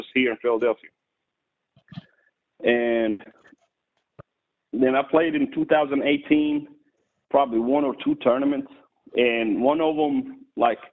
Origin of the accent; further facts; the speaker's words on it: Jordan; English is a second language; moved away as an adult; I was born and raised in Jordan overseas, the Holy Land